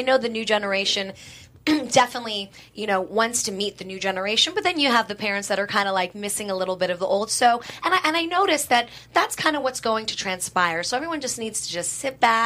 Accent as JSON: {"language": "English", "town": "New York City", "region": "New York", "country": "United States", "tie": "born or raised there", "moved": "yes", "lives_now": "California, United States", "said": "I'm born and raised in Manhattan, but been out here in California"}